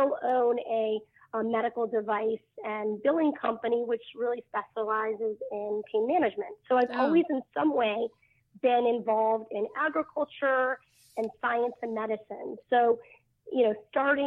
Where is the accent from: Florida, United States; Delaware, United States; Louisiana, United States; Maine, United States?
Maine, United States; I grew up in Maine